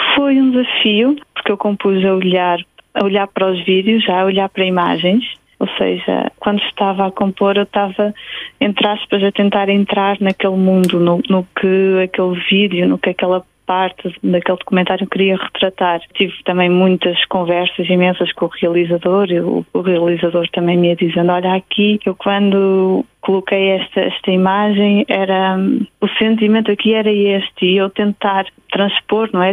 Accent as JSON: {"language": "Portuguese", "town": "Bragança", "region": "Bragança District", "country": "Portugal", "tie": "born or raised there", "also_born_or_lived": "London", "moved": "yes", "said": "em Bragança, sim, que é a minha cidade natal."}